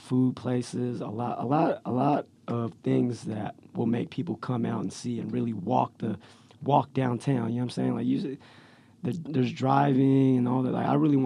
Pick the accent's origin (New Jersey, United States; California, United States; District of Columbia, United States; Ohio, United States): California, United States; Stockton; Growing up in Stockton was hard and easy at the same time